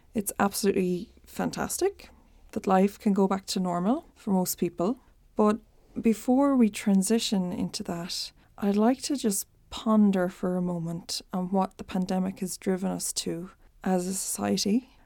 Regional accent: Ireland; accent: Irish; I'm Irish, in case it's not a giveaway from my accent. When I was a baby in the eighties, my dad had the opportunity to relocate us to New York, but they decided to stick with rural Ireland.

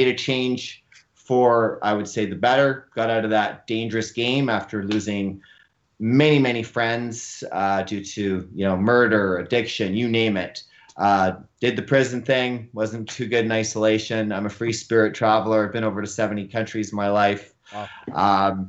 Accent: North Vancouver, British Columbia, Canada; born and raised in North Vancouver, BC

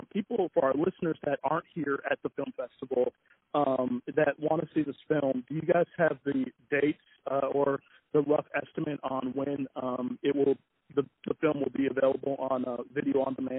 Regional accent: West Palm Beach, Florida, United States; moved away; I'm originally from Florida myself, West Palm.

